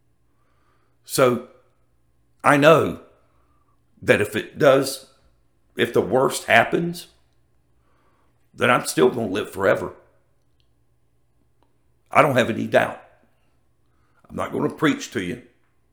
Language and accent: English; Jacksonville, Florida, United States; I grew up in Ocean Way, Jacksonville, Florida.